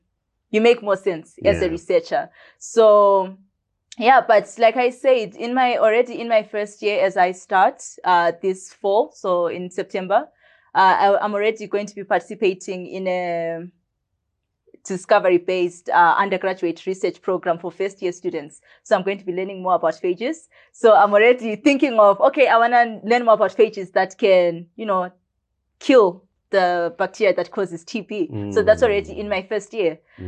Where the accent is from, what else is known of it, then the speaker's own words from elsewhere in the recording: Bulawayo, Zimbabwe; I was born in Bulawayo here in Zimbabwe at Mater Dei on the 23rd of March in 2003.